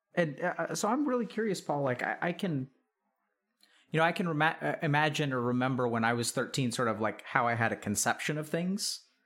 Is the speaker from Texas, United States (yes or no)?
yes; East Texas, United States; I grew up in East Texas and, you know, it was small town Texas kind of stuff